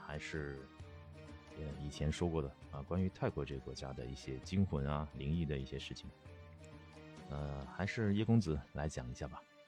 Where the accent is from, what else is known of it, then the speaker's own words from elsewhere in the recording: China; moved away; also born or lived in Chiang Mai, Thailand / Pattaya, Thailand; 我们内地人